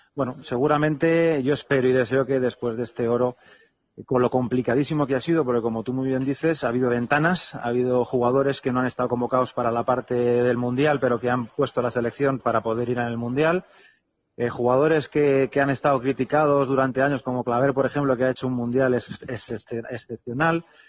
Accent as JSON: {"language": "Spanish", "town": "Alicante", "region": "Valencian Community", "country": "Spain", "moved": "yes", "said": "yo soy alicantino"}